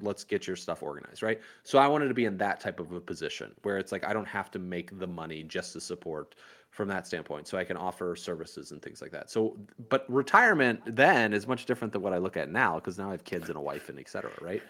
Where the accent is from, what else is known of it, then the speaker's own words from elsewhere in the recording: Indiana, United States; now in Miami, United States; growing up in Indiana